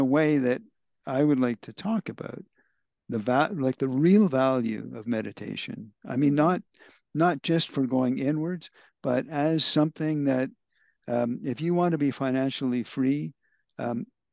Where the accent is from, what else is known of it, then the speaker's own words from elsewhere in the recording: Canada; now in India; as a Canadian